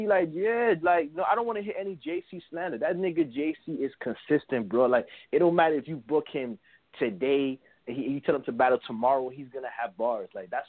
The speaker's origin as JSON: {"language": "English", "region": "New York", "country": "United States", "said": "I'm from Brooklyn"}